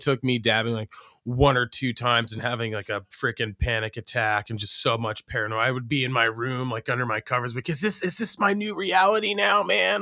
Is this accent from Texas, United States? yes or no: no; Oregon, United States; moved away; also born or lived in Iowa; I'm from Oregon